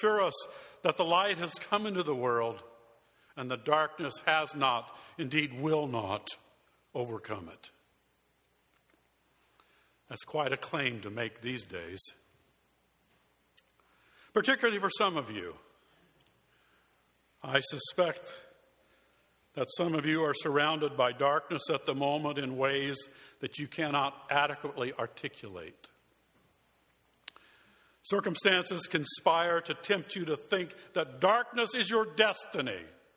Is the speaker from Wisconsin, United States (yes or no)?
no; Tucson, Arizona, United States; moved away; In my hometown of Tucson, Arizona